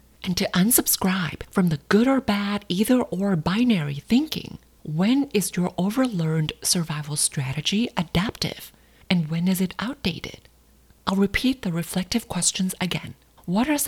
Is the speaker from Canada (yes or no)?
no; Thailand; Growing up in Thailand